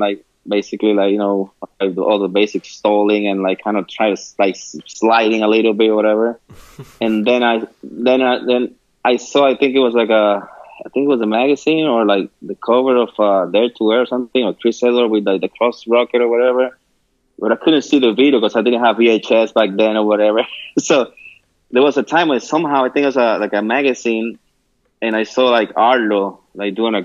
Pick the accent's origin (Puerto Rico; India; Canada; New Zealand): Puerto Rico; Quebradillas; moved away as an adult; now in United States; I grew up in San Jose. It's like a little town in Quebradillas.